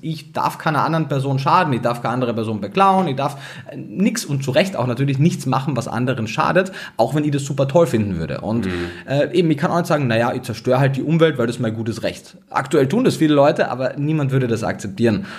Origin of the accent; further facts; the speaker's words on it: Austria; Ich komme aus Österreich